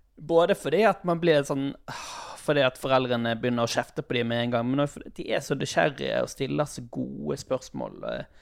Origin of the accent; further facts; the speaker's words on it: Sotra, Vestland, Norway; der jeg er ifra, på Sotra